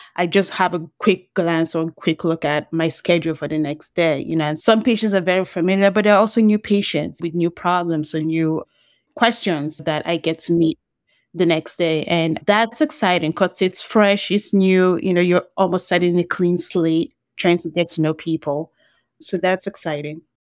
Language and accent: English; Nigeria; moved away; when I grew up in Nigeria